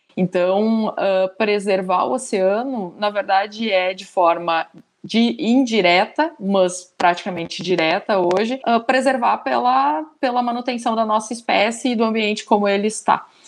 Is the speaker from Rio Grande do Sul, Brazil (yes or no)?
yes; Rio Grande do Sul, Brazil; sou gaúcha